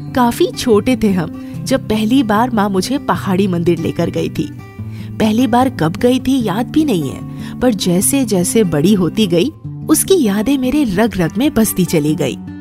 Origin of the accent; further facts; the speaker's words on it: Ranchi, Jharkhand, India; मेरे शहर रांची की रांची जिसे झारखंड की राजधानी कहा जाता है